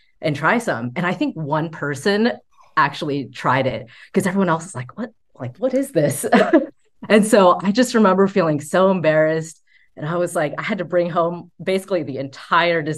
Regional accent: United States; me growing up in American culture

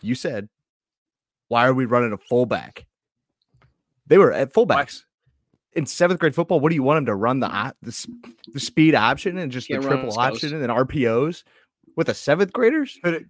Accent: Midwest, United States; we're from the Midwest.

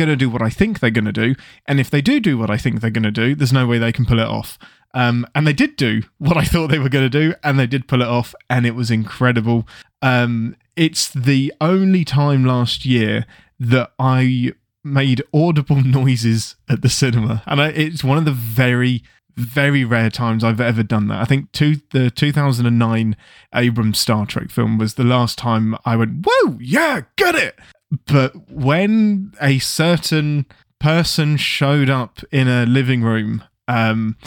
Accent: England, United Kingdom; I'm English

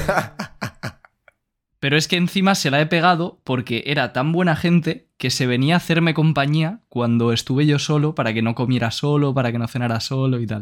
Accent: Valencian Community, Spain; yo soy de Valencia y el valenciano es un dialecto del catalán

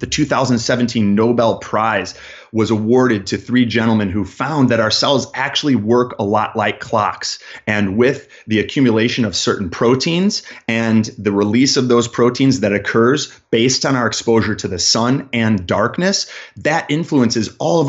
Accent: Chicago, Illinois, United States; I'm a man that was born and raised in Chicago in the Midwest.

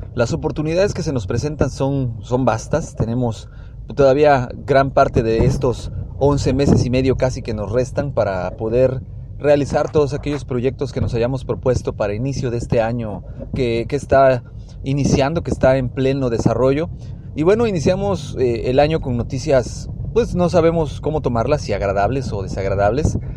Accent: Mexico; como mexicanos

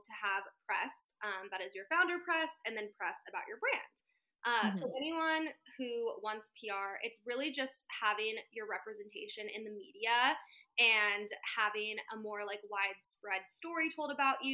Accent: Central Valley, Northern California, United States; moved away as an adult; now in Los Angeles, United States; I am from Northern California, semi-small town

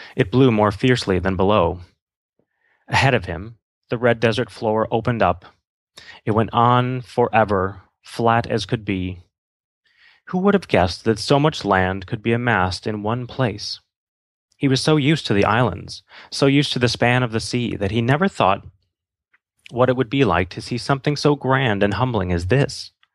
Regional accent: Wisconsin, United States; I grew up in Wisconsin

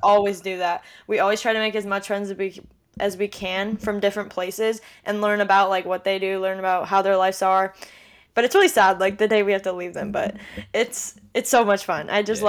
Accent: Orange County, California, United States; I'm from Orange County, California, born and raised here

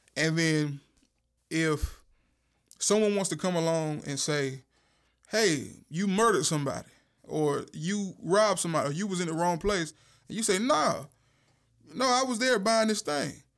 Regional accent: Warsaw, North Carolina, United States; I am from Duplin County

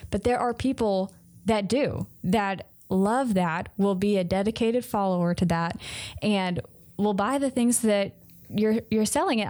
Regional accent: Mississippi, United States; I'm from Mississippi. And honestly, we didn't have any stores here. until, like, the end of my high school

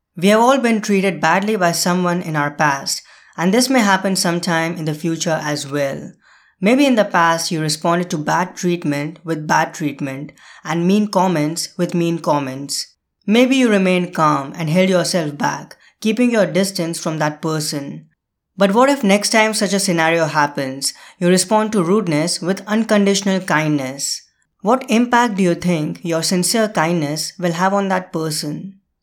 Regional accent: India; moved away; India, my home country

